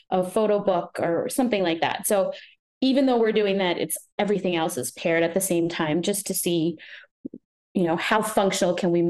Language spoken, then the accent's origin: English; Massachusetts, United States; probably because we're from Massachusetts and we've got the Red